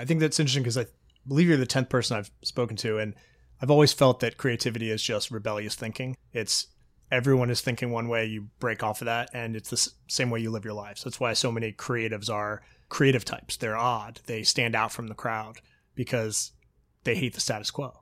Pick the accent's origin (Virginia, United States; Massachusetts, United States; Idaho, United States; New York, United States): Virginia, United States; moved away; people I grew up with in Virginia